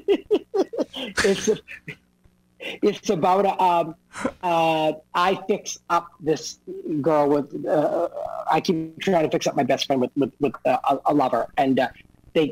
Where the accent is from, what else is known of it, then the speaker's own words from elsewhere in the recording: Boston, Massachusetts, United States; now in New York, United States; I'm from Massachusetts, Boston, we say Mario